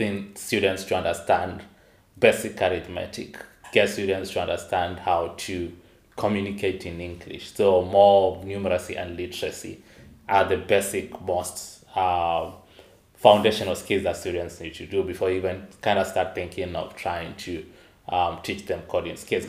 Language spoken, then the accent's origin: English; eastern Kenya, Kenya; I was born in a tiny village in eastern part of Kenya. So Kenya being in eastern Africa